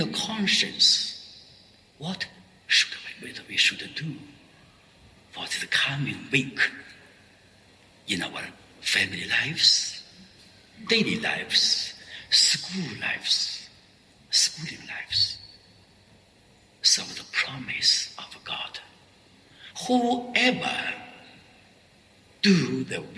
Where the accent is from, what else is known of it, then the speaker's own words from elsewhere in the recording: Xintai, Shandong, China; moved away as an adult; also born or lived in Paris, France; now in Shenzhen, China; I met my folk, my village people from Xintai